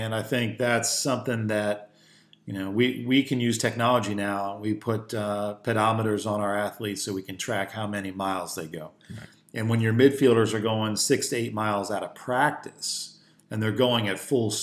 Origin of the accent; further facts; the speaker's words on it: Philadelphia, Pennsylvania, United States; I grew up in Philadelphia